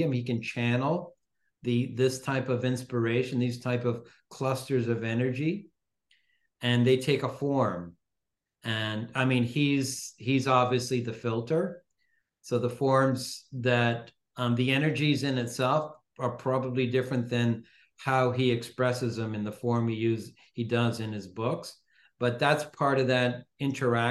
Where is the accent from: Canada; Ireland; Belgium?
Canada; Toronto, Ontario; I was born in Toronto, but my parents come from Venice, from Northern